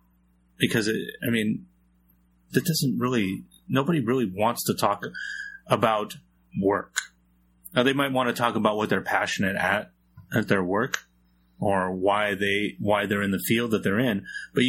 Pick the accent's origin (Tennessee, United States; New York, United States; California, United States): California, United States; San Jose; I'm from San Jose, heart of the Silicon Valley. One of the biggest cities in America that most people have not heard of.